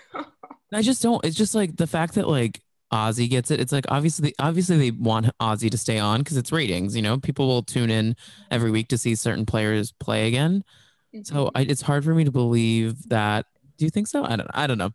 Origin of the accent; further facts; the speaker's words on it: Texas, United States; I grew up in Texas